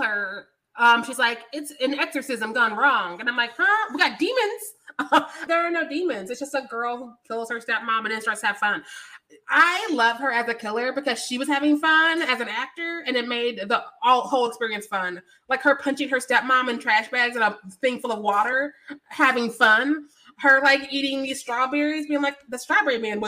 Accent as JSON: {"language": "English", "region": "Missouri", "country": "United States", "said": "I am from Missouri"}